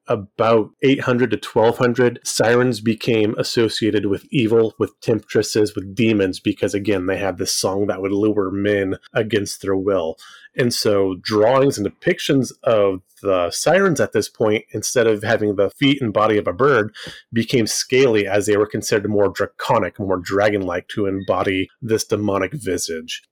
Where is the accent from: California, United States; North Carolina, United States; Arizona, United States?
California, United States; Fresno; I grew up actually in Central California